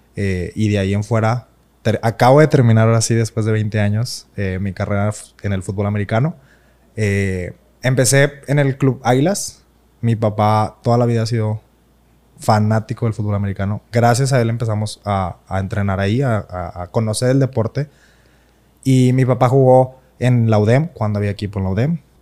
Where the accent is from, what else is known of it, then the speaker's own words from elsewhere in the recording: Monterrey, Nuevo León, Mexico; yo nací aquí en Monterrey el, 5 de abril del 96.